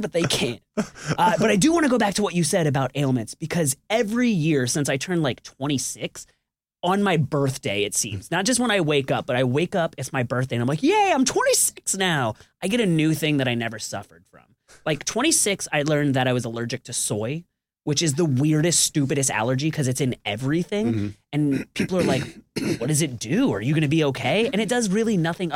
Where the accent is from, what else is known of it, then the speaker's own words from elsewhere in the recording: Tampa, Florida, United States; moved away as an adult; also born or lived in Brooklyn, New York; now in Atlanta, United States; I was born in Tampa, Florida